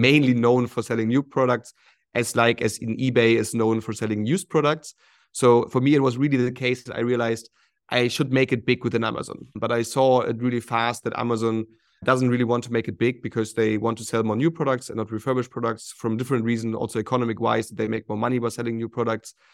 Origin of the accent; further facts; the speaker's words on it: Hamburg, Germany; moved away as an adult; also born or lived in Shanghai, China; I'm originally from Hamburg in Germany.